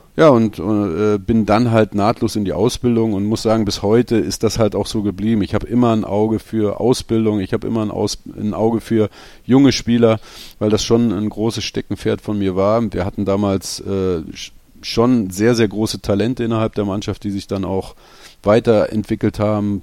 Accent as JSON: {"language": "German", "region": "Berlin", "country": "Germany", "tie": "born or raised there", "moved": "as an adult", "lives_now": "Odenthal, Germany", "said": "in Berlin zu bleiben, meiner Heimatstadt"}